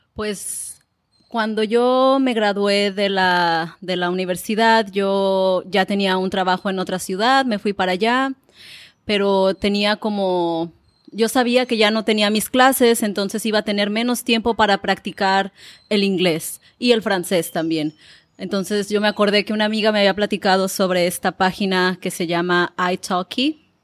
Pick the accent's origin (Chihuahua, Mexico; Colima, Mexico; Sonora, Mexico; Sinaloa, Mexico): Colima, Mexico; Manzanillo; first language Spanish; moved away; Manzanillo es la ciudad donde yo nací